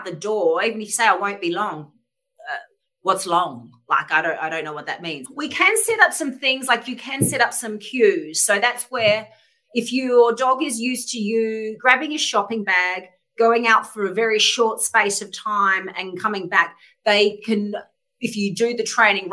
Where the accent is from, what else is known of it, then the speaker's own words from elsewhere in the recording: Adelaide, South Australia, Australia; moved away as an adult; also born or lived in Sydney; from a young kid growing up in Adelaide